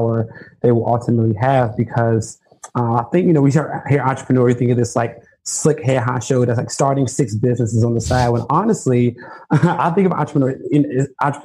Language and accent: English; Chicago, Illinois, United States; I grew up in Chicago